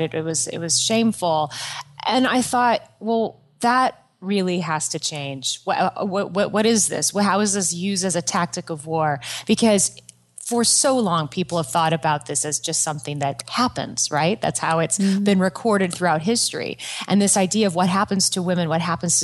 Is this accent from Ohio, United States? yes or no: no; Yorba Linda, California, United States; I grew up at like 15 minutes from Disneyland. I'm from a small town called Yorba Linda